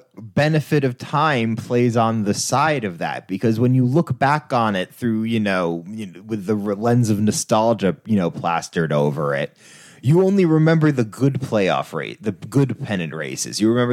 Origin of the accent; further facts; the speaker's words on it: New York, United States; And so when, especially as a New Yorker, you've only ever heard the New York version of baseball.